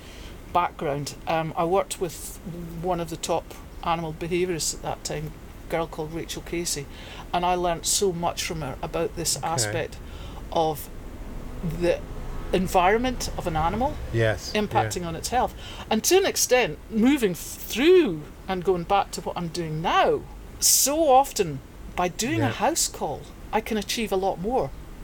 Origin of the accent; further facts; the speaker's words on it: Perthshire, Scotland, United Kingdom; moved away as an adult; also born or lived in Aberdeenshire / Northern Ireland; now in Hong Kong; I was born in Aberdeenshire, but quickly moved to Perthshire, to a very agricultural area.